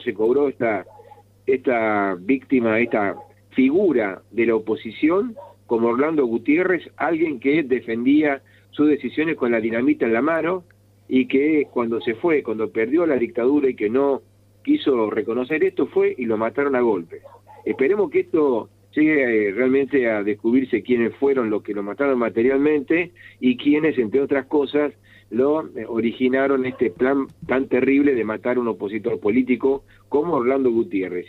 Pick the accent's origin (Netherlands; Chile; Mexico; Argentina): Argentina; Como la nuestra, como la Argentina